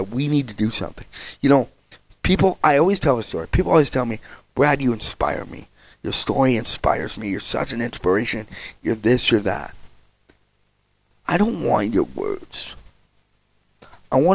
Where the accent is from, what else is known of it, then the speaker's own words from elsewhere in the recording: Spruce Grove, Alberta, Canada; I grew up in Spruce Grove